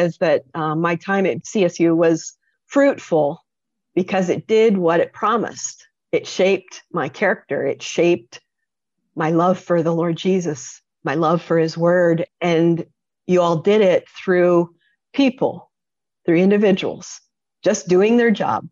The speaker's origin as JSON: {"language": "English", "town": "Poughkeepsie", "region": "New York", "country": "United States", "tie": "born or raised there", "moved": "yes", "lives_now": "Southern California, United States", "said": "I grew up in Poughkeepsie, New York"}